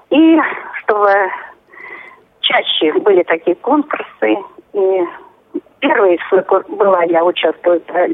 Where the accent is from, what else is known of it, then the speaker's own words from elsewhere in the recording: Tula Oblast, Russia; я родилась в Тульской а. области.